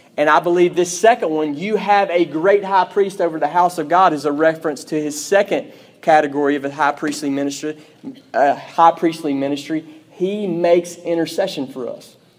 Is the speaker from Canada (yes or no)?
no; Pearl, United States; I'm from Pearl.